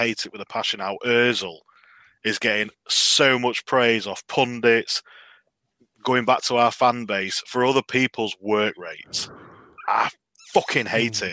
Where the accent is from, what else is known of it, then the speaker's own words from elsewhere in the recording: the north of England, United Kingdom; I grew up in the north of England, so it's all Liverpool and Man United fans where I am.